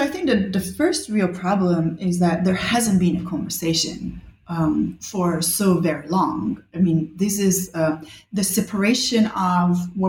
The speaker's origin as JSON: {"language": "English", "town": "Rome", "region": "Lazio", "country": "Italy", "tie": "born or raised there", "also_born_or_lived": "Bali, Indonesia", "said": "I grew up in Rome and in Bali, actually, two places where history is everywhere all the time."}